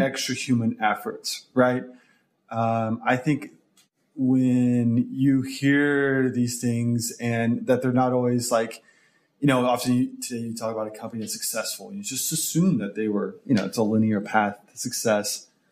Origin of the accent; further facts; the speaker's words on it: Tulsa, Oklahoma, United States; moved away as an adult; also born or lived in Dallas, Texas; Originally from Tulsa, Oklahoma, lived there, grew up there. Uh, originally, actually from from Oklahoma City. If we're going to get detailed here, but then moved to Tulsa when I was seven with the family.